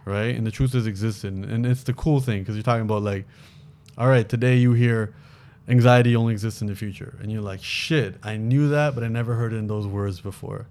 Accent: Toronto, Ontario, Canada; moved away as an adult; now in Los Angeles, United States; me growing up in Toronto

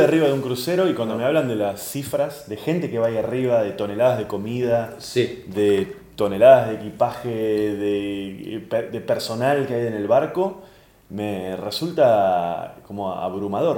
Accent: Argentina; como comediante argentino

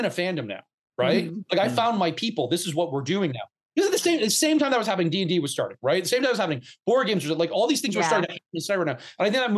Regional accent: outside of Atlanta, Georgia, United States; when you grow up gay in the South in the 80s and 90s, for God's sakes, because I grew up outside of Atlanta

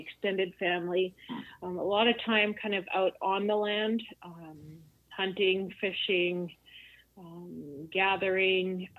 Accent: Lil'wat Nation, near Whistler, British Columbia, Canada; on my mom's side, I'm from the Iliatwat Nation, which is part of the Shlatlium, like a larger dialect of people. Old categories would call us Interior Salish.

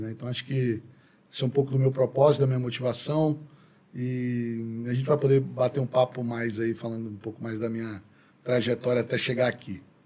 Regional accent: Brasília, Federal District, Brazil; also born or lived in São Paulo; eu sou brasiliense, né? nascido, criado aqui

